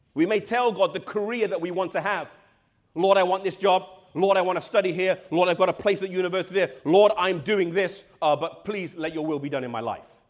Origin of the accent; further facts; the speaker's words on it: England, United Kingdom; I'm from England